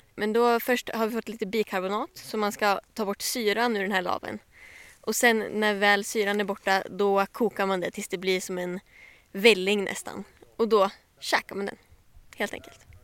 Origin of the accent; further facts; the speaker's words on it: Sundsvall, Västernorrland County, Sweden; jag kommer från Sundsvall